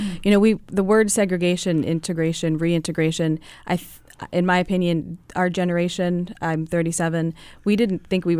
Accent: Anglo Hill off of Saxon Hill, Maryland, United States; I went to Delaney. I grew up on Anglo Hill off of Saxon Hill. I grew up at the corner of Anglo and Saxon.

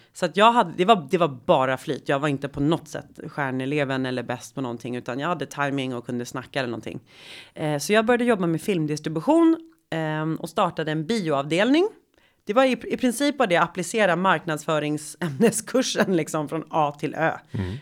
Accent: Sweden; jag växte upp i medelklassförort i Sverige på 80-talet.

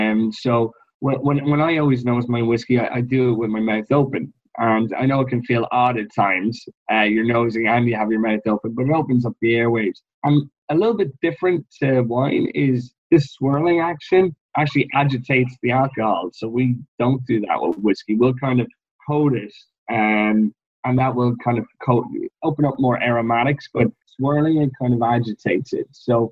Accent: Ireland

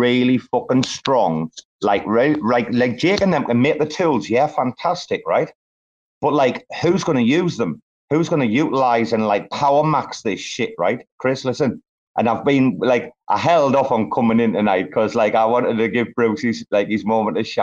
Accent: Bangkok, Thailand; my hometown

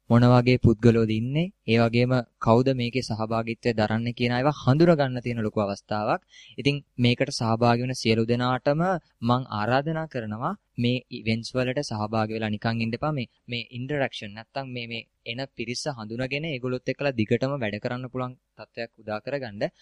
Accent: Sri Lanka; ශ්‍රී ලාංකික අපිට අනන්‍යතාවයක් තියෙනවා අපිට සංස්කෘතියක් තියෙනවා.

